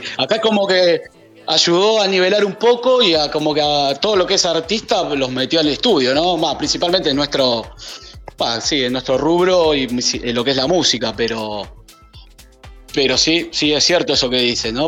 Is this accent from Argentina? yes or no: yes; Argentina; now in San José del Cabo, Mexico; soy argentino, DJ, productor. Actualmente estoy viviendo en México